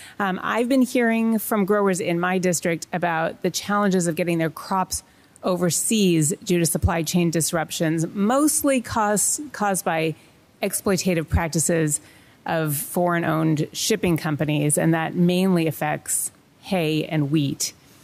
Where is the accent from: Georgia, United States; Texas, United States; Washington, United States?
Washington, United States; I want to thank Ms. Berg for testifying today from my home state of Washington.